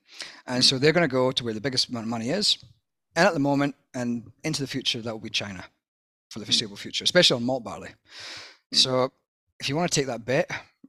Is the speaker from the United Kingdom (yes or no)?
yes; Scotland, United Kingdom; now in Australia; the dour Scotsman that I seem to have been stereotyped as, and my people have been stereotyped as for 1,000 years.